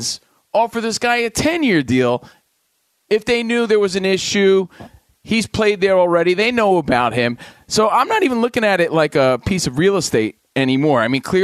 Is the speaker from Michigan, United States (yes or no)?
no; Union, New Jersey, United States; moved away; I come from you from my mom's bedroom right now in Union, New Jersey, visiting family